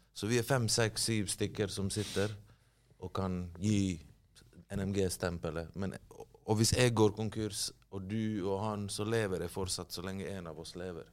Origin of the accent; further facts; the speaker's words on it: Bergen, Vestland, Norway; accent: Bergen dialect with rolled R; also born or lived in Bosnia and Herzegovina; Løvstakken, der jeg er fra, ligger veldig nær sentrum